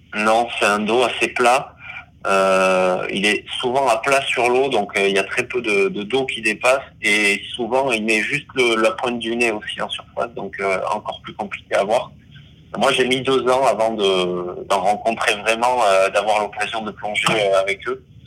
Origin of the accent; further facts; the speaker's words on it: Basque Country, Nouvelle-Aquitaine, France; je suis né au Pays Basque donc proche de l'océan